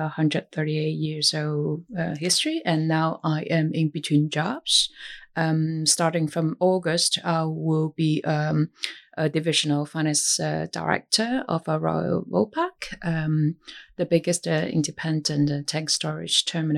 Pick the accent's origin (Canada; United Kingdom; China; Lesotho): China; moved away as an adult; now in Singapore; I was born and raised in China